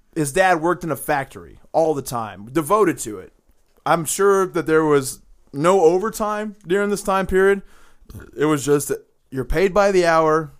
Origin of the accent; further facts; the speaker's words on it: the South, United States; we're from the South